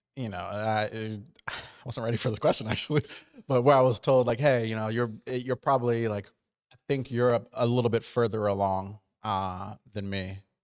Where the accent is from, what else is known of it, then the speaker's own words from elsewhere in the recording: New Jersey, United States; moved away; I grew up on the East Coast, but I grew up, like, in Jersey